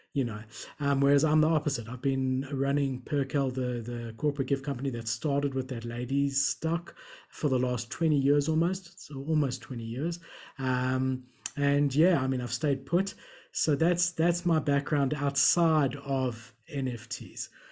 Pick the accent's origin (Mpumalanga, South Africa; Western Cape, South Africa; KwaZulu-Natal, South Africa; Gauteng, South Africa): Gauteng, South Africa; Johannesburg; also born or lived in Melbourne, Australia; I was born in Melbourne, so I've got a blue passport. And when I was about seven years old, my parents immigrated back to South Africa